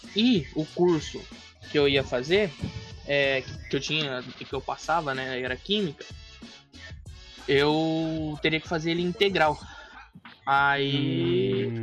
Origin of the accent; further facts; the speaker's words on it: Mato Grosso, Brazil; Eu sou do estado de Mato Grosso